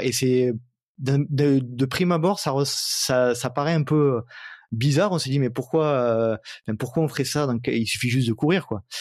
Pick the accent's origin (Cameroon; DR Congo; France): France; Provence-Alpes-Côte d'Azur; accent: américano-franco-provençal; mon, mon accent euh, américano-franco-provençal